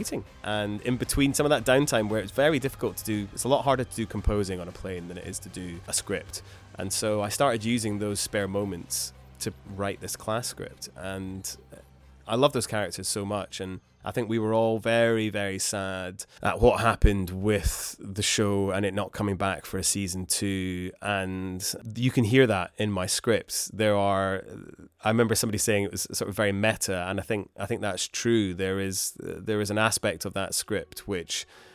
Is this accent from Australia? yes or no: no; Scotland, United Kingdom; growing up in Scotland